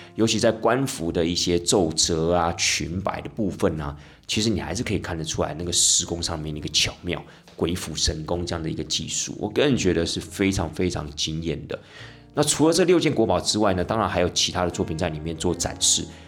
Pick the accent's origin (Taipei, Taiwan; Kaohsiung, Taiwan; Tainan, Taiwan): Tainan, Taiwan; 因为领队我台南人嘛